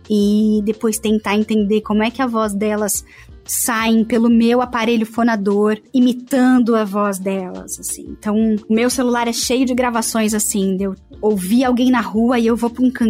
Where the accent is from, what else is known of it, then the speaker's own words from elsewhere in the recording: Santo André, São Paulo, Brazil; accent: paulista; eu como paulista, tendo nascido no estado de São Paulo, eu sou de Santo André, precisei neutralizar meu sotaque de paulista